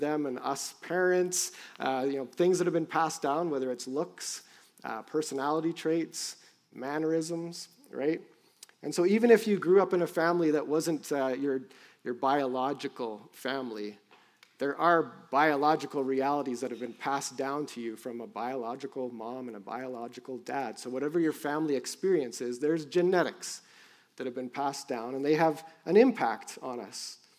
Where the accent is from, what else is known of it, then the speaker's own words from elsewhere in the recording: Cambridge, Ontario, Canada; born there; also born or lived in Vancouver / London, Ontario / Ottawa; So I was born in Cambridge, Ontario, and born to a son of Scottish immigrants who settled in Ontario. And then we moved around a bit as a family. So I lived in Vancouver and then back to London, Ontario, and Ottawa.